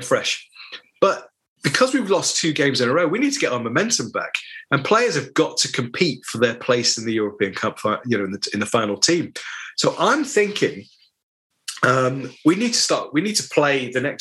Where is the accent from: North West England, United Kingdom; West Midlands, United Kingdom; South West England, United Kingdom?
North West England, United Kingdom; Sale; When I was growing up in Sale, all the players lived around me